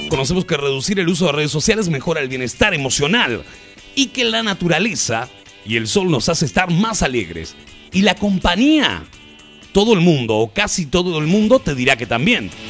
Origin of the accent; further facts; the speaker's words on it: Mexico; la nueva universidad de donde yo soy, de México